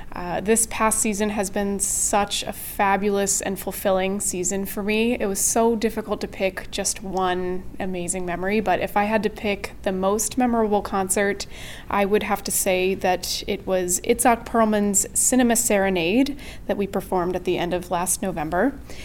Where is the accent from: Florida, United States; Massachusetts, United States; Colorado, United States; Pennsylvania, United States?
Pennsylvania, United States; Pittsburgh; now in Toronto, Canada; it was recorded with the Pittsburgh Symphony, which is my hometown.